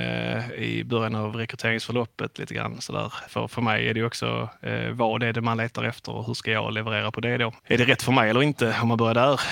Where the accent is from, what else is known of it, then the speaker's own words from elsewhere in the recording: Skåne, Sweden; accent: Scanian; moved away as an adult; now in Halmstad, Sweden; om det är någon som hör min dialekt så tänker jag att man inte tänker spontant att jag är en hallänning, utan jag är ju ganska mycket skåning